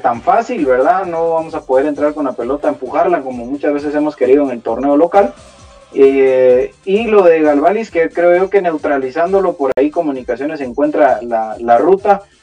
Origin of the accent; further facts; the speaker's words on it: Guatemala; nosotros somos chapines